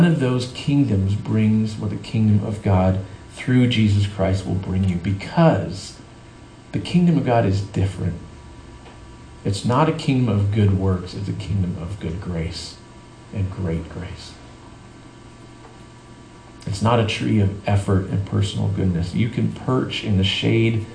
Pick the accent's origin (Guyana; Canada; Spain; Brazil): Canada; now in San Diego, United States; I grew up in Canada